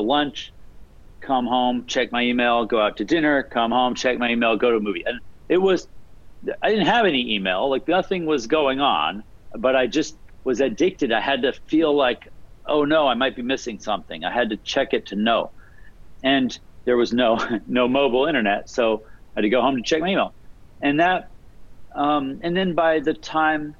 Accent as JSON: {"language": "English", "region": "Alaska", "country": "United States", "tie": "born or raised there", "moved": "yes", "lives_now": "West Coast, United States", "said": "I grew up in Alaska, and I was interested in computers"}